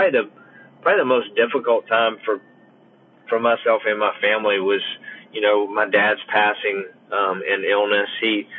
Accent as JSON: {"language": "English", "town": "Columbia", "region": "South Carolina", "country": "United States", "tie": "born or raised there", "said": "as a Southern boy, I grew up in Columbia, South Carolina."}